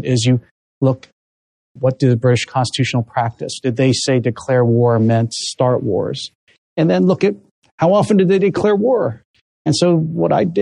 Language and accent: English; Pennsylvania, United States; my home state of Pennsylvania